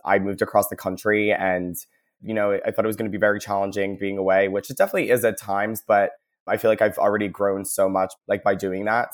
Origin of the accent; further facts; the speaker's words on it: New Jersey, United States; moved away as an adult; also born or lived in Philadelphia, Pennsylvania; now in Seattle, United States; I'm originally from Jersey, uh, went to college in Philly, and then after I graduated, I accepted a job over at Amazon and got to move